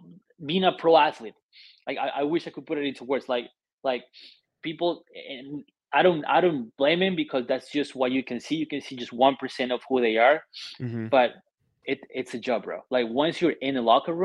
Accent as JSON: {"language": "English", "country": "Colombia", "tie": "born or raised there", "also_born_or_lived": "Argentina / Germany", "moved": "yes", "lives_now": "Buffalo, United States", "said": "I was born and raised in Colombia"}